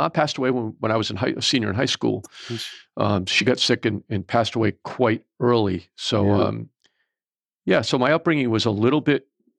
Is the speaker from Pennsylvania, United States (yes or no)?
no; Rhode Island, United States; We grew up just outside of Providence.